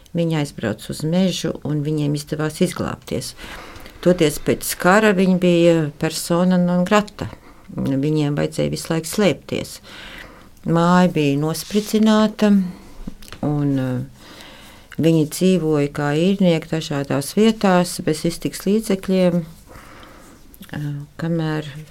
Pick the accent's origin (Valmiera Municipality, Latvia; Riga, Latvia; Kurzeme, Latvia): Riga, Latvia; Es esmu dzimusi pie Stradiņas slimnīcas. Un mēs eh, līdz 18 gadu vecumam manam eh, dzīvojam vecā koka mājā pretī Stradiņas slimnīcai